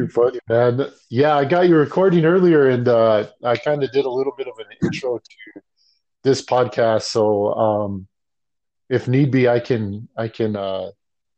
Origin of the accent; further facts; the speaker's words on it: Santa Fe, New Mexico, United States; I grew up in Santa Fe, New Mexico, in a small city, small town, small house, big family, had three brothers